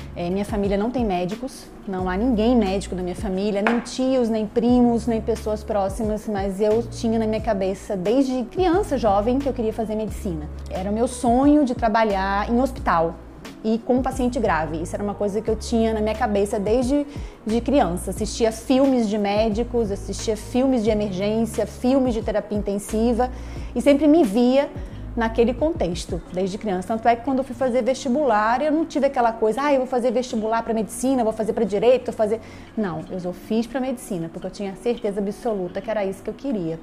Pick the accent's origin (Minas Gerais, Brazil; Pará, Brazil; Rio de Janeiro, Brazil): Rio de Janeiro, Brazil; Niterói; nasci em Niterói, no Rio de Janeiro